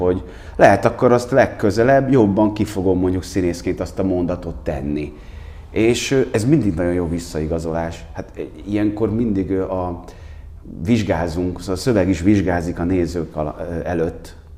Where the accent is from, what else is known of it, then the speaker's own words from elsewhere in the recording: Székesfehérvár, Fejér, Hungary; moved away as an adult; now in Budapest, Hungary; Én, én Székesfehérvári vagyok, hát, ö, nekem is nem tudom hány éves koromig, hát én húsz éves koromban felkerültem Budapestre.